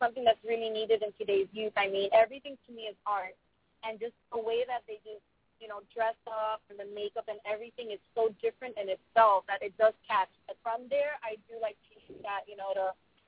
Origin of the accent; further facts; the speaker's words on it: Miami, Florida, United States; also born or lived in Lowell, Massachusetts; I was born in the States, in Lowell, Massachusetts, with Miami when I was one